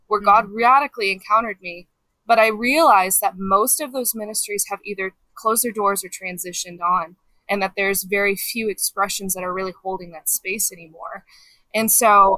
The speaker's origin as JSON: {"language": "English", "region": "Colorado", "country": "United States", "tie": "born or raised there", "also_born_or_lived": "Kansas City", "said": "Grew up mostly in Colorado"}